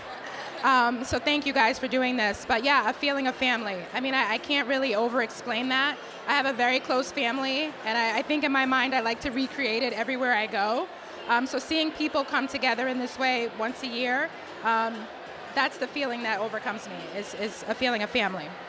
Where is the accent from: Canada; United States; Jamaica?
United States; Boston, Massachusetts; accent: Boston; the only code switching I ever I've ever done is to try to hide my Boston accent because when I get upset, I drop all the R's